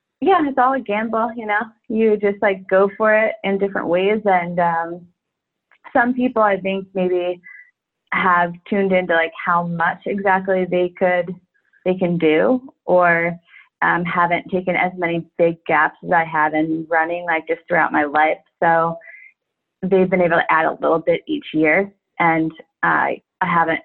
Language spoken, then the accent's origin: English; New York, United States; I'm from New York